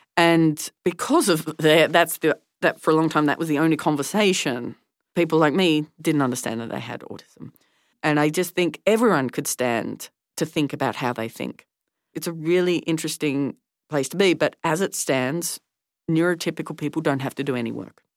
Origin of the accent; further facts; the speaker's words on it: Tasmania, Australia; growing up in Tasmania during the debates